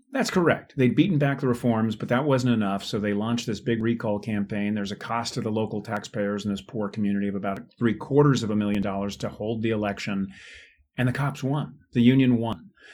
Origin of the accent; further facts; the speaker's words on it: California, United States; I was raised, born and raised in California, seventh generation Californian